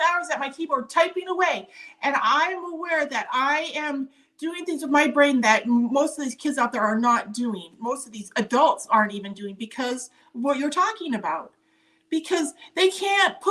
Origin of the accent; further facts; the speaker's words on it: Montana, United States; growing up in Montana, as the oldest of four girls in a farming and ranching community